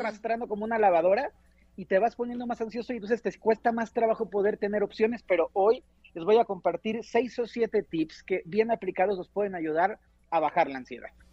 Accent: Mexico; somos mexicanos

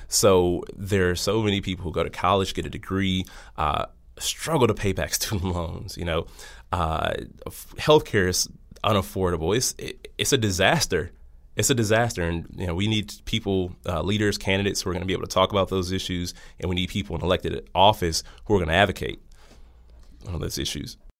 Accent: Milwaukee, Wisconsin, United States; born and raised in the city of Milwaukee

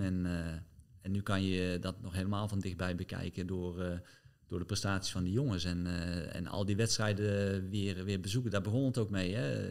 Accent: Netherlands; je als Nederlander

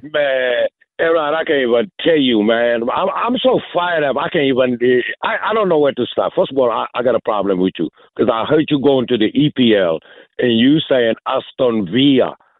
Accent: Senegal; moved away; I'm originally from Senegal

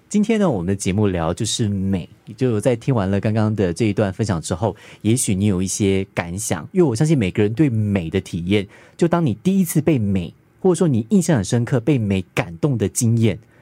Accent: Pingtung County, Taiwan; also born or lived in Taipei; 我小的时候，在屏东

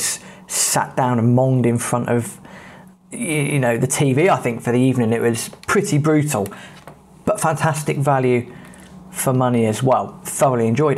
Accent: England, United Kingdom; being English

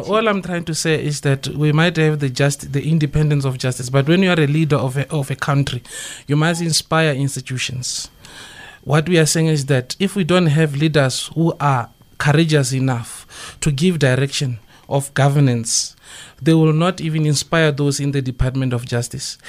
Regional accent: Limpopo, South Africa; moved away; I'm from Limpopo.

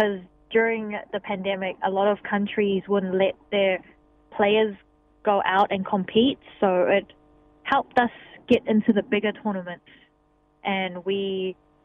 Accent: New Zealand; first language Cantonese; English is a second language; also born or lived in Hong Kong; I was born in Hong Kong, so my first language is Cantonese, which I speak with my family at home, and then moved to New Zealand when I was 3, so English became my second language

